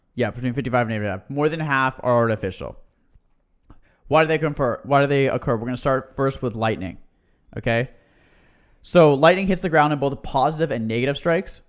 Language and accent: English; California, United States; we grew up in California